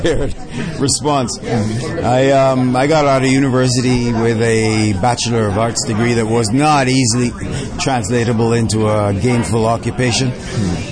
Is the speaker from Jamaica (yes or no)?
yes; Jamaica; now in Canada; I'm Jamaican. I grew up in Jamaica